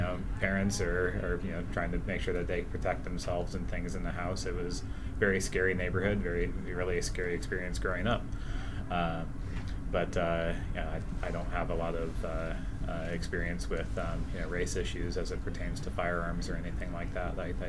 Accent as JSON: {"language": "English", "town": "Hayward", "region": "California", "country": "United States", "tie": "born or raised there", "said": "I grew up in South Hayward, to be specific, on a street that was, you know, drive-bys constantly and things like that during the 80s."}